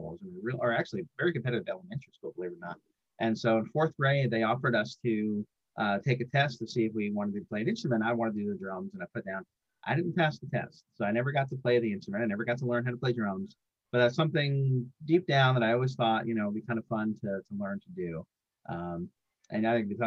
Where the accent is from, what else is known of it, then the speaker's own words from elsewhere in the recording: New York, United States; now in Atlanta, United States; I grew up actually up here in New York. I grew up in New York. I moved down south